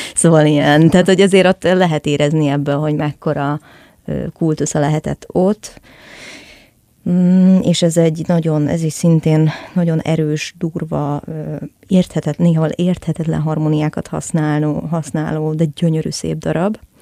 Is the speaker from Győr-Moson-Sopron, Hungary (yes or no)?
no; Budapest, Hungary; én a 17. kerületből származom egyébként, ami messze van.